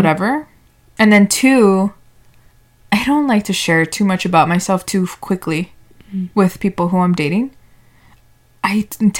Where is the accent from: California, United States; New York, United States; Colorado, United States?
California, United States; Los Angeles; I was born in America. Mm-hmm. I'm from Los Angeles.